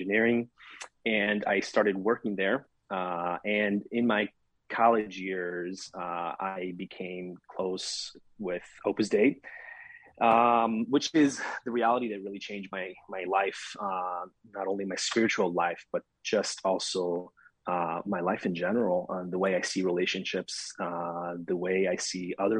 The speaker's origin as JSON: {"language": "English", "town": "Syracuse", "region": "Sicily", "country": "Italy", "tie": "born or raised there", "moved": "as an adult", "lives_now": "United States", "said": "I was born and raised in Italy, in particular, southern Italy, Sicily. My hometown is Siracusa."}